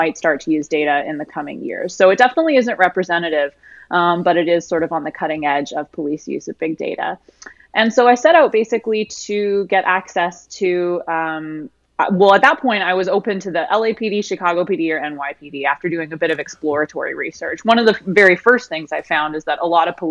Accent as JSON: {"language": "English", "country": "Canada", "moved": "yes", "lives_now": "Austin, United States", "said": "I'm actually Canadian."}